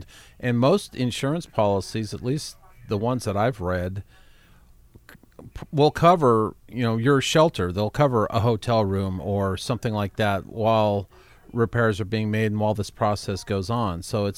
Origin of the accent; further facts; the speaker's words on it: Bozeman, Montana, United States; I grew up in Montana. You probably remember that. And Bozeman, Montana, we woke up to a layer of ash on the world that day.